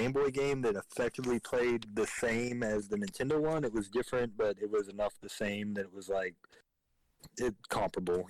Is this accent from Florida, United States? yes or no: no; Georgia, United States; me growing up in Georgia